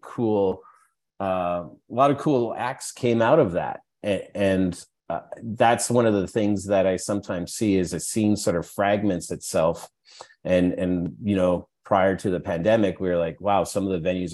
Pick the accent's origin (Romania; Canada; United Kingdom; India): Canada; Edmonton, Alberta; When I was growing up in Edmonton, you're pretty secluded in Edmonton